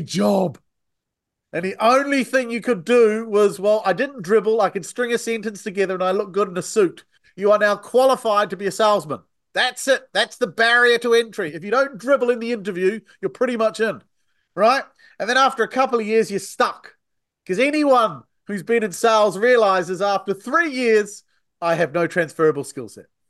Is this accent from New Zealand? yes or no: yes; New Zealand; accent: Antipodean; now in United Kingdom; I'm originally from New Zealand